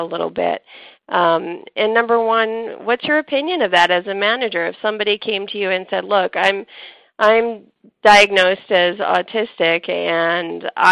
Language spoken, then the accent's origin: English; Canada; accent: Canadian; my Canadian accent